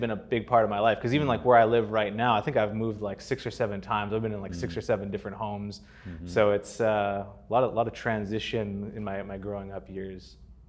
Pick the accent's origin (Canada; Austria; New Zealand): Canada; Northwest Territories; also born or lived in Calgary, Alberta; so I was born in Calgary in Alberta, and my family moved around a bit through my growing up years. So I moved to the Northwest Territories for a time. We were there for about 9 years.